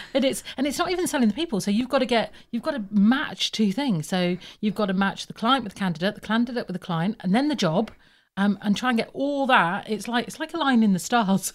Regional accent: Birmingham, West Midlands, United Kingdom; also born or lived in Plymouth; I am from Plymouth, but I was brought up in Birmingham

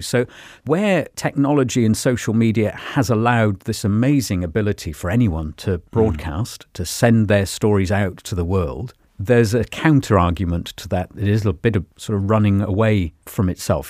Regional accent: Cornwall, South West England, United Kingdom; I grew up in Cornwall

